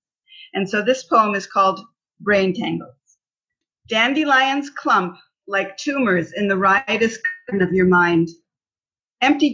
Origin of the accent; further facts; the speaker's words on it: Bethesda, Maryland, United States; moved away as an adult; also born or lived in London, United Kingdom / Ohio / Washington, D.C. / Israel; now in Beersheba, Israel; I grew up in Bethesda, Maryland, from about the age of two